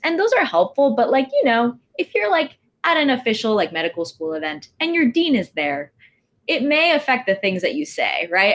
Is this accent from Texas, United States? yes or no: yes; Texas, United States; moved away as an adult; now in New York City, United States; I'm from Texas